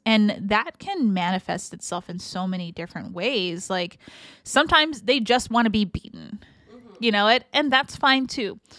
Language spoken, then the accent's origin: English; San Francisco, California, United States; growing up in San Francisco